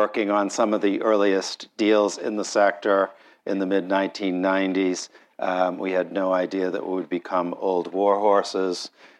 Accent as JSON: {"language": "English", "country": "United States", "said": "as an American"}